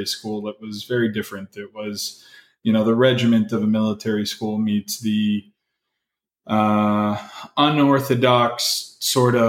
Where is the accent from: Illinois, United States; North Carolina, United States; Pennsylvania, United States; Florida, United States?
Florida, United States; Miami; also born or lived in New Orleans; as a kid growing up in Miami, got into, you know, a lot of trouble